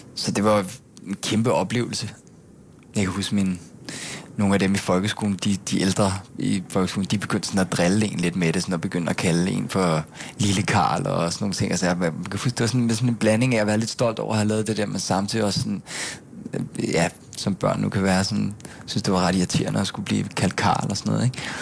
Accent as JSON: {"language": "Danish", "town": "Gilleleje", "region": "Capital Region of Denmark", "country": "Denmark", "tie": "born or raised there", "also_born_or_lived": "Bornholm", "moved": "as an adult", "lives_now": "Copenhagen, Denmark", "said": "så flyttede vi alle sammen til Gilei oppe i Nordsjælland, øh, hvor jeg så voksede op og gik i folkeskole, og gik på gymnasiet i Helsing"}